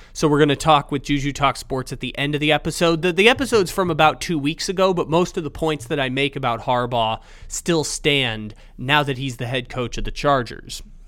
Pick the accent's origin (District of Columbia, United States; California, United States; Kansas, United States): California, United States; San Diego; my hometown, the six one nine of San Diego.